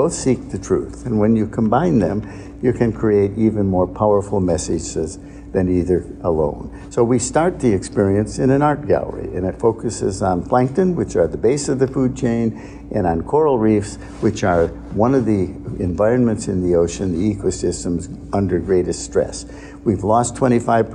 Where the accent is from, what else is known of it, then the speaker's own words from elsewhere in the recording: Lake Huron in Michigan, United States; moved away as an adult; also born or lived in Winchester, Massachusetts / Baltimore, Maryland; now in Long Beach, United States; I grew up on Lake Huron in Michigan